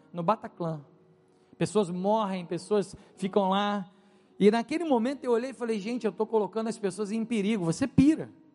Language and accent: Portuguese; Brazil; moved away; eu não sou francês, eu falo francês com sotaque, eu sou brasileiro